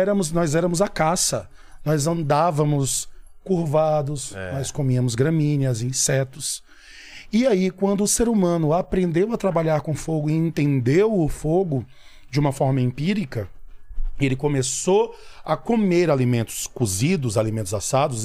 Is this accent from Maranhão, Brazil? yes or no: yes; São Luís, Maranhão, Brazil; moved away; sou do Maranhão, sou natural de São Luís do Maranhão